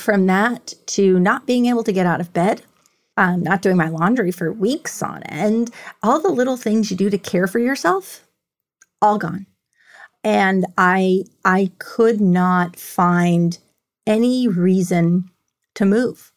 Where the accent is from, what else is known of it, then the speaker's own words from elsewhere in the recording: New York City, New York, United States; moved away as an adult; now in Houston, United States; I grew up in New York